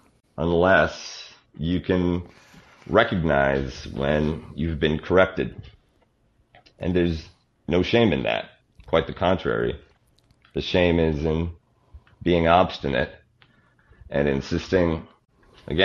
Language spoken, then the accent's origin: English; Canada; growing up in Canada